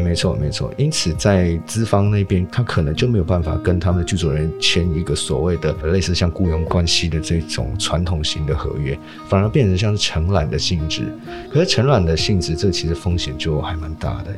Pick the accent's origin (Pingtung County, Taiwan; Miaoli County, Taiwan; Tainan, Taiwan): Miaoli County, Taiwan; 这个事情其实发生在我的家乡，就是苗栗啊